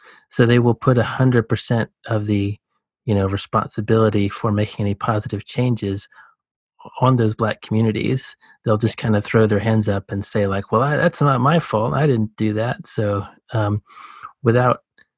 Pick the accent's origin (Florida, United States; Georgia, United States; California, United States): Georgia, United States; rural; I grew up in the Southeast US, you know, the Deep South